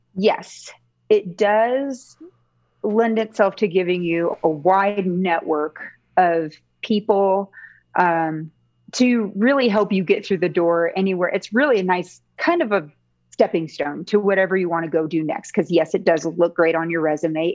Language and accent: English; Seattle, Washington, United States; I grew up in the Seattle area